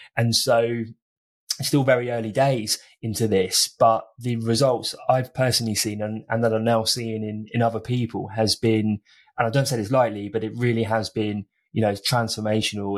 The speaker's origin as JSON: {"language": "English", "country": "United Kingdom", "said": "I'm from Britain"}